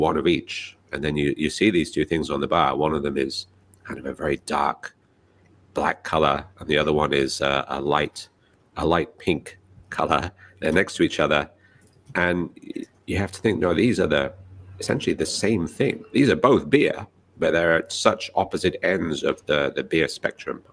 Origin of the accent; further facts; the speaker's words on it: United Kingdom; now in Japan; my home country, the UK